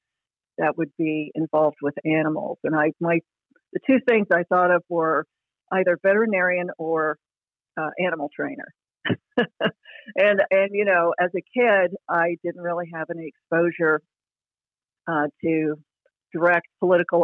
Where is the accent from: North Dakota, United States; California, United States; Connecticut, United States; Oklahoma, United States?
Oklahoma, United States; Oklahoma City; I grew up in Oklahoma City